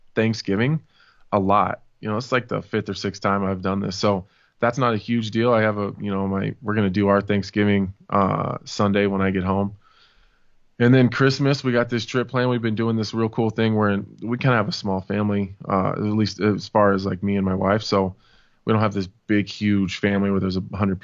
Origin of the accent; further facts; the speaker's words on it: Nebraska, United States; I'm from Nebraska